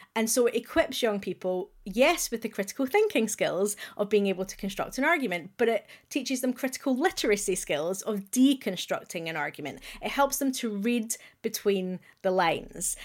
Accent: Glasgow, Scotland, United Kingdom; accent: Glaswegian; as a proud Glaswegian, you will hear that I have retained my accent.

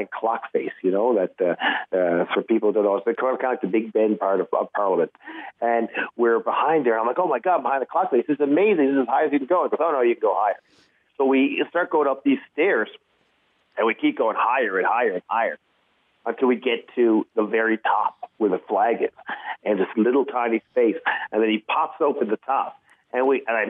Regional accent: Newfoundland and Labrador, Canada; Newfoundland's a great place to grow up. People are very friendly. Scenery is great here.

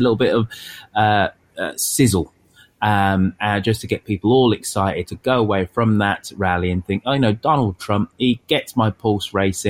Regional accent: England, United Kingdom; because we are English here, maths not math

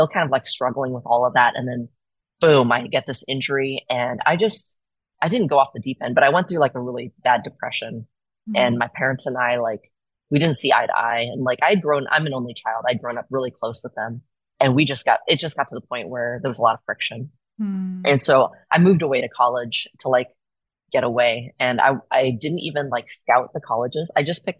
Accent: Portland, Oregon, United States; I was born and raised here, so it's always like my hometown to me

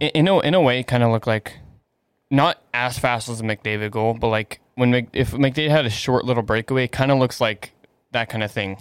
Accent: Canada; I'm Canadian

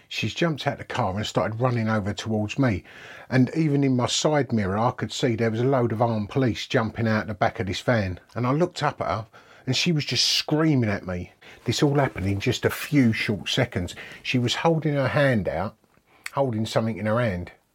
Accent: Dagenham, London, United Kingdom; I grew up in Dagenham, Essex.

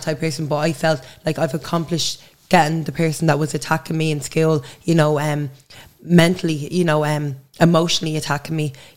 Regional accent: Dublin, Leinster, Ireland; now in Drimnagh, Dublin, Ireland; I grew up in Blanchardstown. I'm living in Drimna now

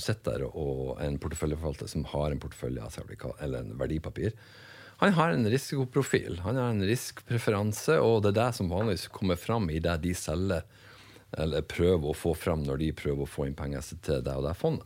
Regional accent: Northern Norway, Norway; accent: Northern Norwegian; moved away; also born or lived in Bergen; jeg er vel nordlending som folk flest hører

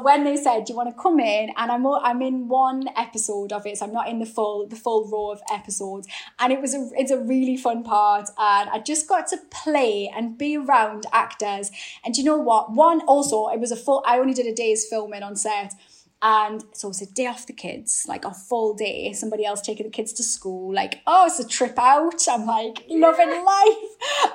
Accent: Newcastle upon Tyne, North East England, United Kingdom; accent: Geordie; my Geordie accent

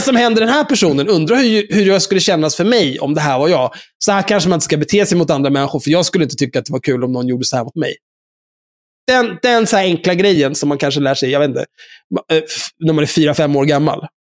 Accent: Stockholm, Stockholm County, Sweden; Jag är ju uppvuxen på Söder, där folk är no-, någorlunda normala.

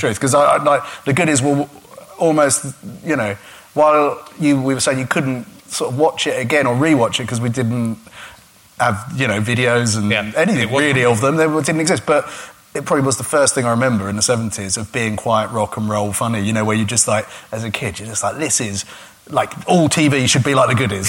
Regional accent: Gravesend, South East England, United Kingdom; I grew up in a town called Gravesend, which is a river town, and it's quite deprived

